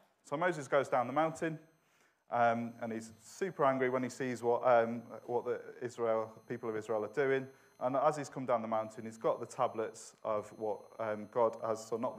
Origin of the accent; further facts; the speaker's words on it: Manchester, North West England, United Kingdom; accent: Manchester; I'm originally from the best city in the world, which is Manchester, although my accent has softened a little bit.